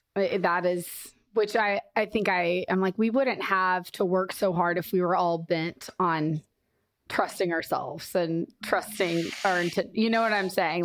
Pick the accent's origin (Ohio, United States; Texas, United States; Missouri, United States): Missouri, United States; Kansas City; I grew up in Kansas City